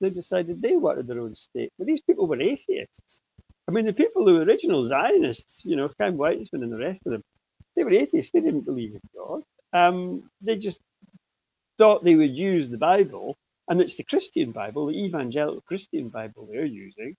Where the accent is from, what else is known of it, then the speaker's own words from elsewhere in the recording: Aberdeen, Scotland, United Kingdom; when I was a kid, you know, I grew up in Aberdeen.